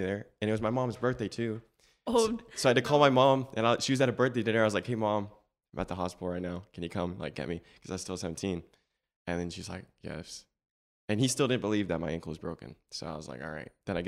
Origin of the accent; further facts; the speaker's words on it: Florida, United States; born there; I'm 19 years of age. I was born in January 6th, 2003. In Florida.